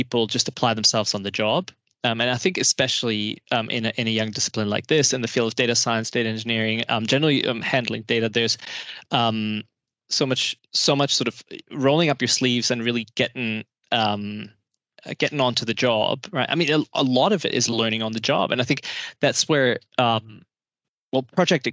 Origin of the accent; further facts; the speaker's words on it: Germany; I'm from Germany